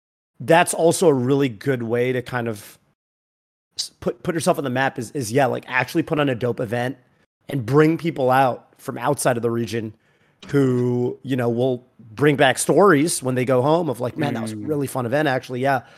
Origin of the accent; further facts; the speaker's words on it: Singapore; moved away; I've got family in Singapore. I grew up in Singapore